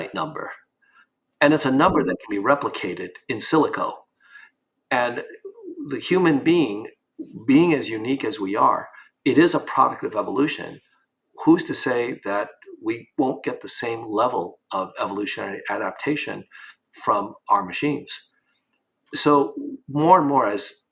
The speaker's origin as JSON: {"language": "English", "region": "New York", "country": "United States", "tie": "born or raised there", "said": "when I grew up in New York in the 1960s and 70s"}